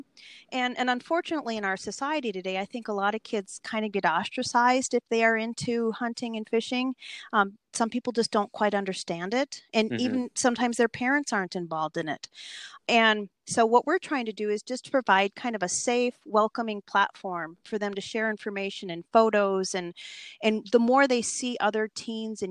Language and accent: English; Minnesota, United States; moved away as an adult; also born or lived in Alaska; I'm originally from Minnesota and moved up to Alaska when I was young and eager